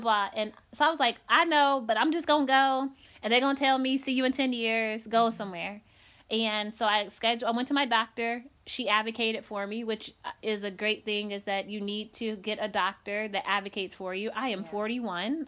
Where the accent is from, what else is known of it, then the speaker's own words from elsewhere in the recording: Decatur, Illinois, United States; moved away; I came from Decatur, Illinois. I'm born and raised there.